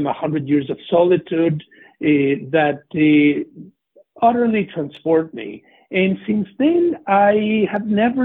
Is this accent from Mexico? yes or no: yes; Mexico City, Mexico; moved away; I am a native of Mexico City. I grew up in the 60s and 70s